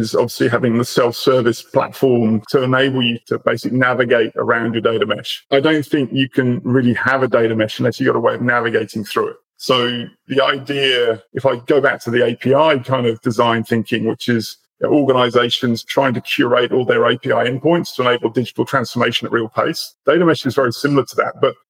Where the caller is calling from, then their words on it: Australia; I'm in Australia. So Zataris is based in Melbourne.